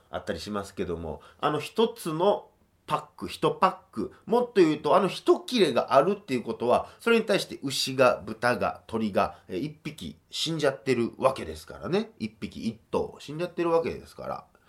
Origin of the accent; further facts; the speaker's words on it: Kobe, Hyogo, Japan; moved away as an adult; now in Tokyo, Japan; 生まれ育った町で僕が生まれた時にはもうあった市場